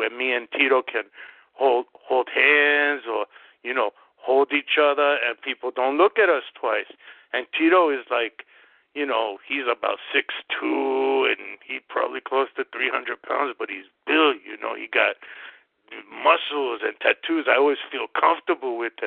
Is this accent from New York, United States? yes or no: yes; New York, United States; growing up in New York